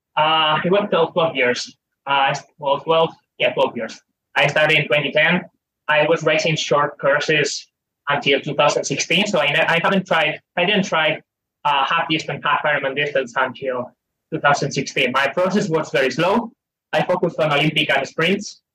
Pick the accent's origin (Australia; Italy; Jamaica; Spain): Spain; I had to drive on Fridays to the Pyrenees from my hometown, which is eight nine hours drive